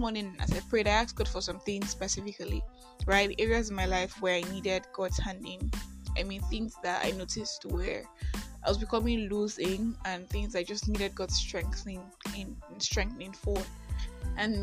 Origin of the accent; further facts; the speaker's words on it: Nigeria; also born or lived in Enugu; I am that Nigerian Christian Talkaholic